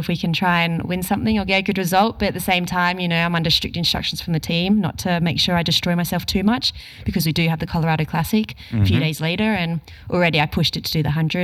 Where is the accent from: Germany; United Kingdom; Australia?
Australia